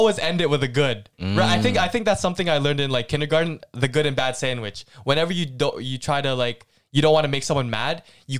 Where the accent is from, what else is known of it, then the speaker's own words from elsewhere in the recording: Philippines; We're like Filipino